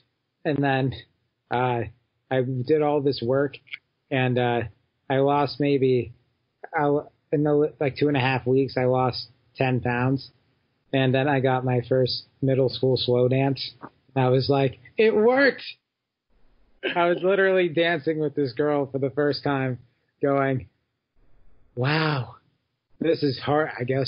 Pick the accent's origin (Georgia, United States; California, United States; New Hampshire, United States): New Hampshire, United States; Well, New Hampshire, there's a lot. There's this song out. This came out years ago about how there's nothing to do there. And New Hampshire is interesting.